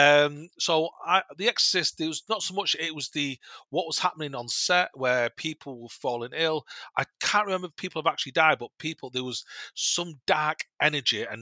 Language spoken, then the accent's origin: English; Manchester, North West England, United Kingdom; we're all from Manchester